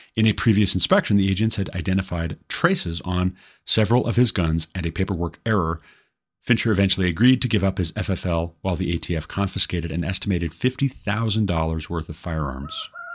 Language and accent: English; Glendive, Montana, United States; moved away as an adult; my hometown of Glendive, Montana